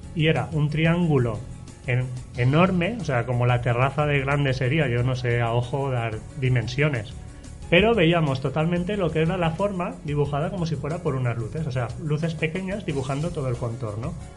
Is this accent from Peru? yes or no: no; Alberic, Valencian Community, Spain; moved away as an adult; now in Alzira, Spain; yo soy de Alberique, pero llevo viviendo muchos años ahora ya en Alcira